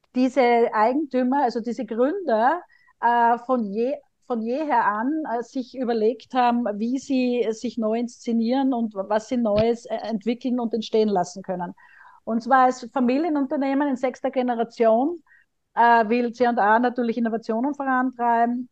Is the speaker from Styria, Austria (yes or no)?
yes; Graz, Styria, Austria; moved away; In meiner Heimat Graz